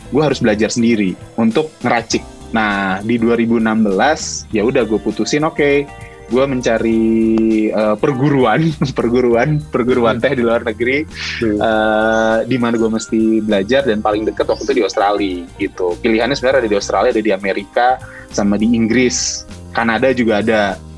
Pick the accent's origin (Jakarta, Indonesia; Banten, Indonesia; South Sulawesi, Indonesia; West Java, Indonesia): Jakarta, Indonesia; now in Bandung, Indonesia; gue kan sebenarnya gue asli Jakarta tapi gue tinggal di Bandung